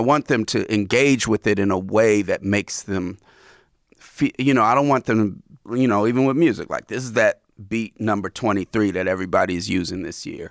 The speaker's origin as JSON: {"language": "English", "town": "Oakland", "region": "California", "country": "United States", "tie": "born or raised there", "said": "I live in Oakland. I grew up in Oakland, and I've had all these lives in Oakland"}